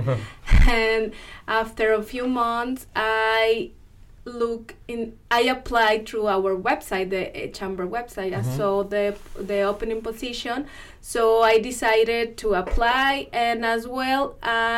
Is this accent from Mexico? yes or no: yes; Mexico; moved away as an adult; also born or lived in Monterrey, Mexico; now in Washington, Missouri, United States; I was born and raised in Mexico